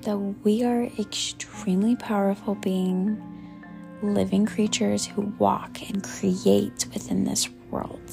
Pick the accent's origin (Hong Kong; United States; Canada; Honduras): United States; Colorado Springs, Colorado; I grew up in South Colorado Springs, Colorado